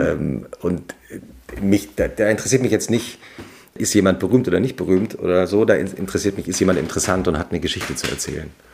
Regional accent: Langgöns, Hesse, Germany; also born or lived in Butzbach; Ich bin ja im Dorf aufgewachsen in Langöns, also nördlich von Frankfurt bei Gießen. Bin in Butzbach zur Schule gegangen.

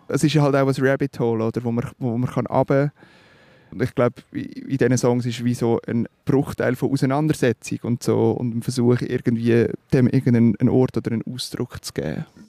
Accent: Switzerland; accent: Swiss German; first language Swiss German; natürlich ist Schweizerdeutsch meine Muttersprache

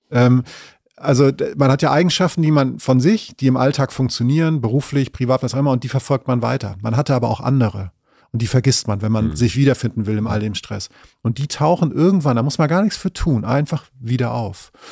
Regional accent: Northern Germany, Germany; natürlich muss ich als Norddeutscher, und das mache ich auch aus vollem Herzen, mich immer dann eher fürs Meer als für die Berge entscheiden

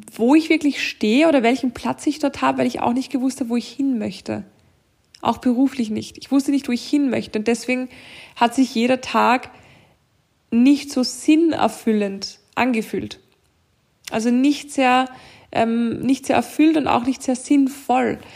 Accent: Austria; bei uns in Österreich

